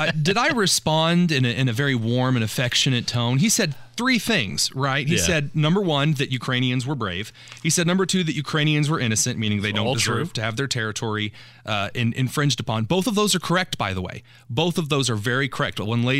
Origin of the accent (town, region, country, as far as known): United States